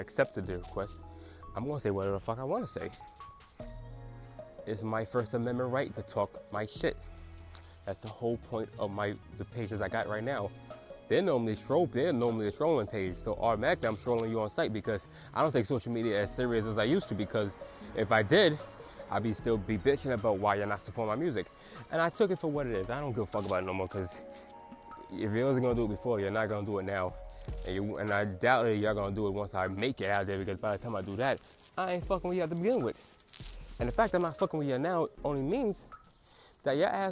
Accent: United States; I'm still an American, so as an American

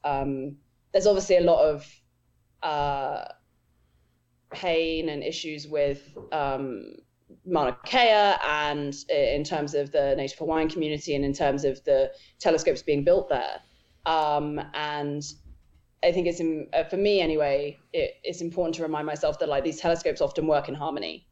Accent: England, United Kingdom; moved away as an adult; now in United States; I grew up in England. Um, I didn't move to America until five years ago

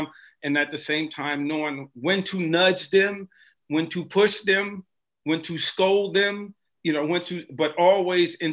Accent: Cleveland, Ohio, United States; now in Cincinnati, United States; I'm from Cleveland.

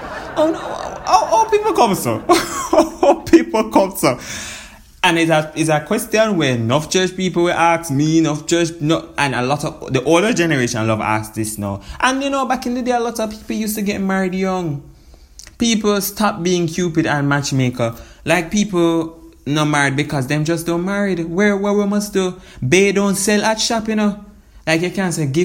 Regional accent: Jamaica

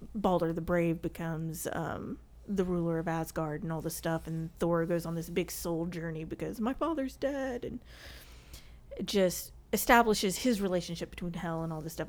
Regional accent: the South, United States; accent: southern; my southern accent

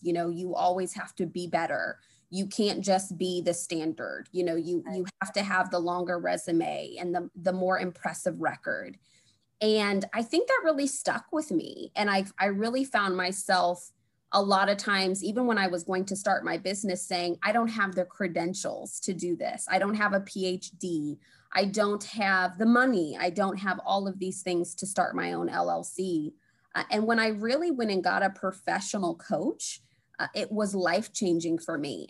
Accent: Springfield, Illinois, United States; also born or lived in Chicago; I grew up in Springfield, Illinois

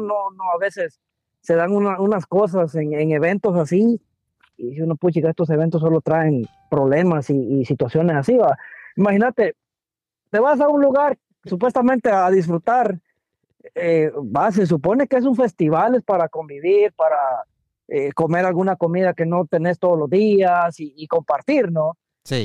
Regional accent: Guatemala; now in DMV area, United States; estamos como chapines

